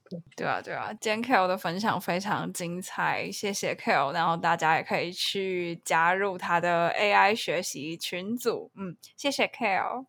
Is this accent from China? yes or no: no; Taipei, Taiwan; moved away as an adult; now in Tainan, Taiwan; 我其实我是台北人